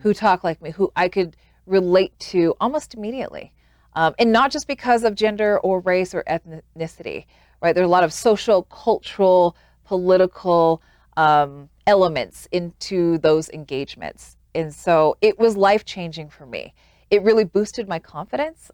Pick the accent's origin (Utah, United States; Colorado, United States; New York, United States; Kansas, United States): Utah, United States; moved away as an adult; also born or lived in Washington, D.C.; growing up in a place like Utah